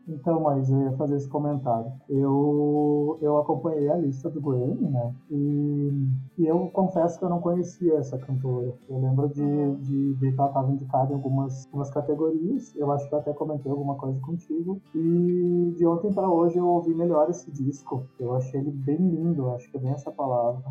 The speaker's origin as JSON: {"language": "Portuguese", "region": "Rio Grande do Sul", "country": "Brazil", "said": "sou gaúcho"}